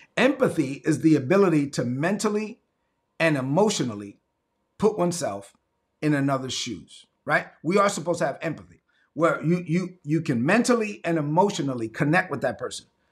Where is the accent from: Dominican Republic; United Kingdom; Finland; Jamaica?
Dominican Republic; La Vega; moved away; my hometown of the Dominican Republic, La Vega